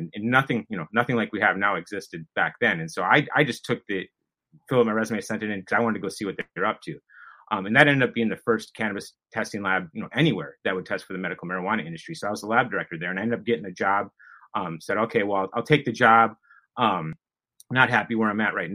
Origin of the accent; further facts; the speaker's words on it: Wisconsin, United States; moved away as an adult; now in California, United States; I'm from Wisconsin originally